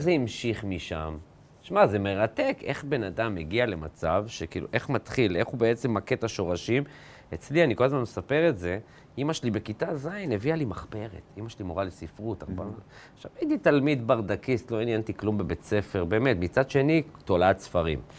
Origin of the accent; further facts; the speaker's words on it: a moshav near Ma'alot, Northern District, Israel; אני זוכר בתור ילד, גדלתי ב, במושב ליד מעלות